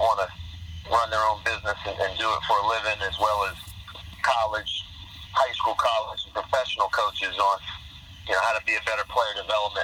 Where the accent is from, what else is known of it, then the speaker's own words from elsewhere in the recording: Hampton, Virginia, United States; I grew up in Hampton, Virginia, and my parents were teachers